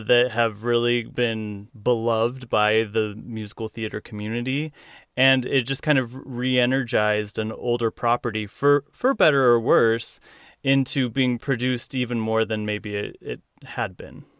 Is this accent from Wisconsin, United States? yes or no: no; Utah, United States; I'm from Utah.